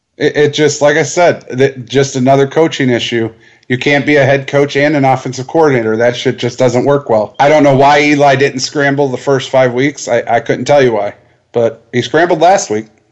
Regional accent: Detroit, Michigan, United States; I'm from Detroit.

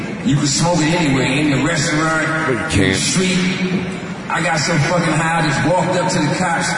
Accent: East Coast, United States; I'm from the East Coast. I don't like shit like that.

